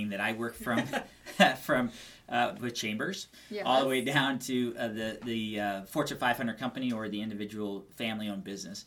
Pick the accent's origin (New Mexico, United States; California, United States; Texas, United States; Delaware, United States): New Mexico, United States; Albuquerque; moved away as an adult; now in Phoenix, United States; born and raised in Albuquerque, New Mexico, moved out here to Phoenix, Arizona about 12 years ago.